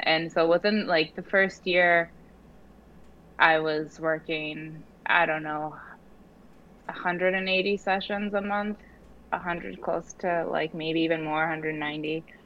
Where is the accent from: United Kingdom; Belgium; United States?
United States; Oregon; moved away as an adult; now in New York City, United States; I grew up in Oregon, um, and I moved to New York about 14, going on 14 years ago to, to school